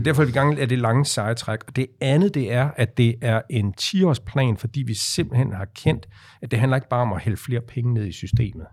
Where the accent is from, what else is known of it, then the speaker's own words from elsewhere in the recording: Aarhus, Central Denmark Region, Denmark; jeg er født i Aarhus